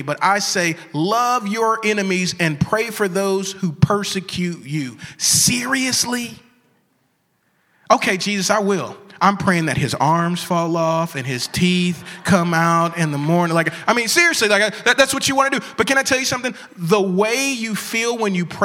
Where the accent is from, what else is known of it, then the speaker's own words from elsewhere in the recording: the Bible Belt, United States; I grew up in the Bible Belt